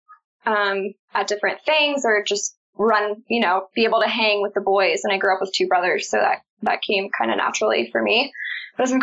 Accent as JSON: {"language": "English", "town": "Baltimore", "region": "Maryland", "country": "United States", "said": "I'm from Baltimore, Maryland"}